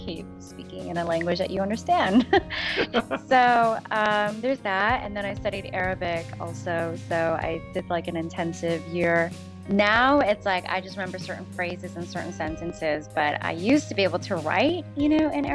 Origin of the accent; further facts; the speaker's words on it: outside Chicago, Illinois, United States; moved away as an adult; also born or lived in New York, United States; I'm originally from outside Chicago. I grew up outside Chicago.